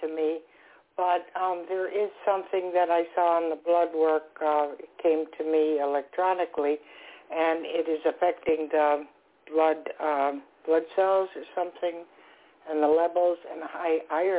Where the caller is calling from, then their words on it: Florida, United States; I'm calling from Florida.